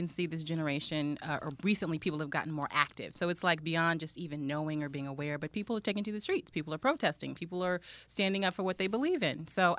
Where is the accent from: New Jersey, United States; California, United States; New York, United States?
California, United States; the Bay Area; I'm from the Bay Area, so KQED, which is the PBS NPR affiliate for San Francisco, was right there.